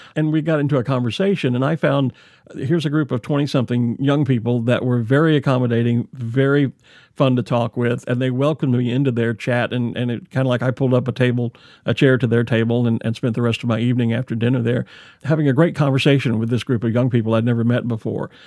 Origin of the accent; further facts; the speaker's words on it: Texas, United States; I'm originally, I'm, I'm a native Texan